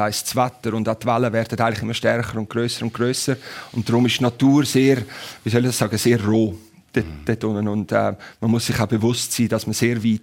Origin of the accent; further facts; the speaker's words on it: Switzerland; als Schweizer, der am Zürichsee aufgewachsen ist. Ich habe auf dem Zürichsee vor Rapperswil meine ersten Runden von einem Segelschiff gedreht, als ich fünf, fünfjährig war.